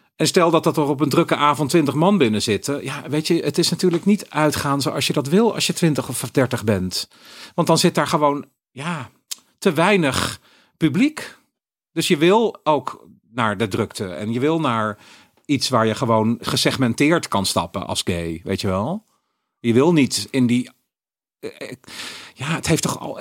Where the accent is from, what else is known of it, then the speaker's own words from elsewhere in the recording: Eindhoven, North Brabant, Netherlands; moved away; also born or lived in Utrecht; ik ben opgegroeid in Eindhoven